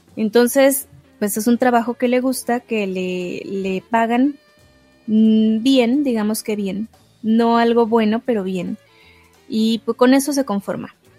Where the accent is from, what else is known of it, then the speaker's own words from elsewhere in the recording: Mexico; yo no soy italiana, yo soy mexicana